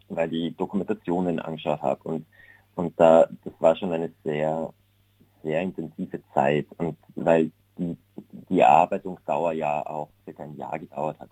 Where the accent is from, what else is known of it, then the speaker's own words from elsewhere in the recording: Unken, Salzburg, Austria; moved away as an adult; also born or lived in Vienna, Austria; now in Berlin, Germany; da unten in meinem Heimatdorf